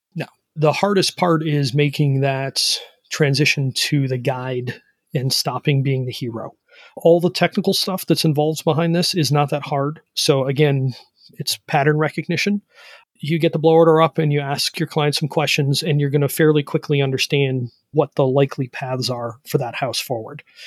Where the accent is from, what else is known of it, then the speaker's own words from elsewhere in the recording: Ohio, United States; I'm from Ohio